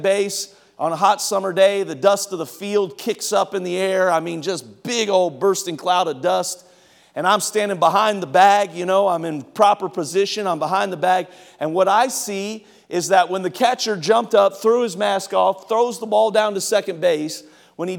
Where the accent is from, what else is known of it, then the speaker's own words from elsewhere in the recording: Cincinnati, Ohio, United States; I grew up in Cincinnati